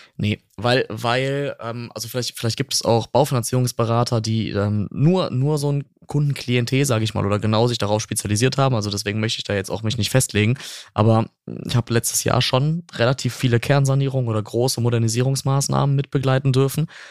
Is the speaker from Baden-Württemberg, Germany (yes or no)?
no; North Rhine-Westphalia, Germany; bei uns in Nordrhein-Westfalen